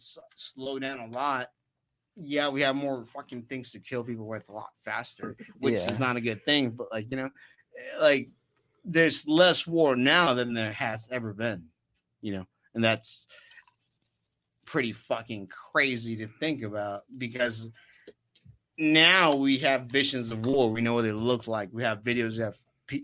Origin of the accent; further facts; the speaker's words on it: Oceanside, California, United States; we're from Oceanside